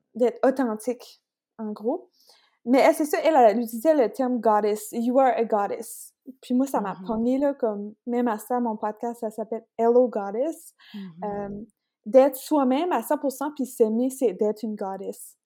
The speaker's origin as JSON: {"language": "French", "town": "Beresford", "region": "New Brunswick", "country": "Canada", "tie": "born or raised there", "said": "je suis originaire de Beresford. C'est proche de Bathurst"}